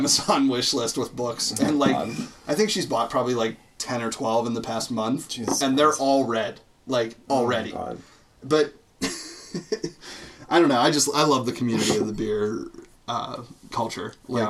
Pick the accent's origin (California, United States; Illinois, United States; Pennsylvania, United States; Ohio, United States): Illinois, United States; Chicago; I'm from Chicago.